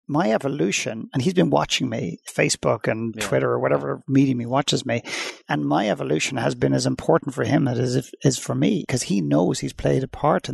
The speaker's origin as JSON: {"language": "English", "town": "Dublin", "region": "Leinster", "country": "Ireland", "tie": "born or raised there", "moved": "yes", "said": "I went back to Dublin in Ireland where I'm originally from"}